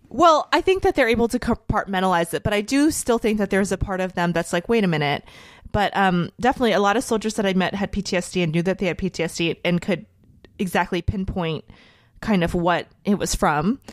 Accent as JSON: {"language": "English", "country": "United States", "said": "a very, very proud American"}